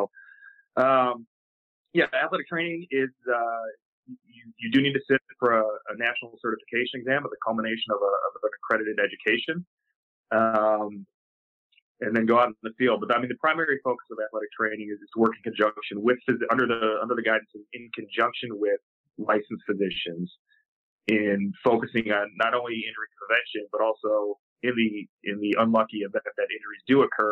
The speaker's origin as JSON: {"language": "English", "area": "suburban Chicago", "region": "Illinois", "country": "United States", "tie": "born or raised there", "said": "school I attended, which is very small in suburban Chicago"}